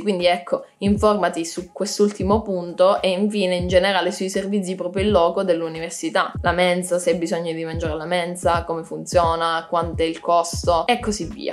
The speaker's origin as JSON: {"language": "Italian", "town": "Cosenza", "region": "Calabria", "country": "Italy", "moved": "as an adult", "lives_now": "Pisa, Italy", "said": "Io studio a Pisa, ma come avrei già capito non sono di Pisa, sono di Cosenza"}